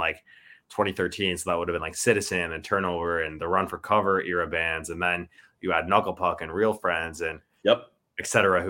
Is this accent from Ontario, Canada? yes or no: yes; Ontario, Canada; like not a lot of people in Ontario, like I feel know we're even from Ontario